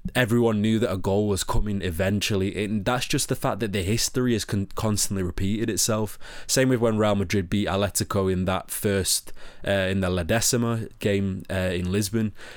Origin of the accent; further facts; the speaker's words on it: Manchester, North West England, United Kingdom; accent: Manchester; my Manchester accent